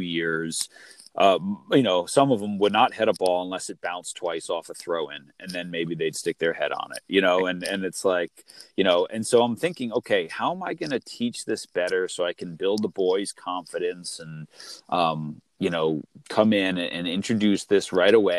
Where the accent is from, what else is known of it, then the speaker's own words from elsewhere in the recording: Long Island, New York, United States; I grew up in New York on Long Island